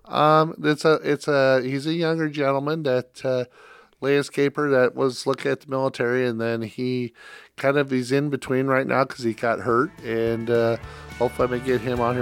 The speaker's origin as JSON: {"language": "English", "region": "Iowa", "country": "United States", "tie": "born or raised there", "said": "I grew up in Iowa"}